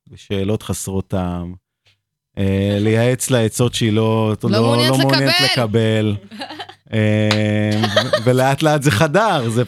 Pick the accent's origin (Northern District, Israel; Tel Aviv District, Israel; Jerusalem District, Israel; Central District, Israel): Tel Aviv District, Israel; Tel Aviv; נולדתי בבית חולים הקריה בתל אביב.